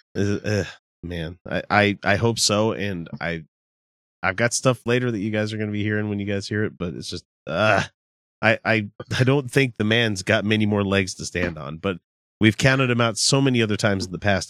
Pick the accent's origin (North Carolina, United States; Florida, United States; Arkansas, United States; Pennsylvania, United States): Arkansas, United States; now in Utah, United States